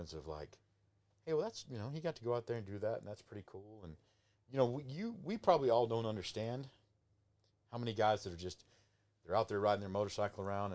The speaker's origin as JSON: {"language": "English", "town": "Abilene", "region": "Texas", "country": "United States", "said": "I'm from Abilene"}